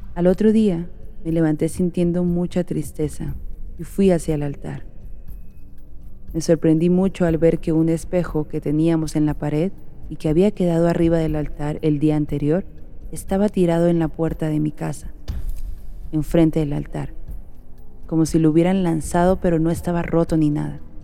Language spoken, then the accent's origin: Spanish; Oaxaca, Mexico; now in Michigan, United States; Como buena oaxaqueña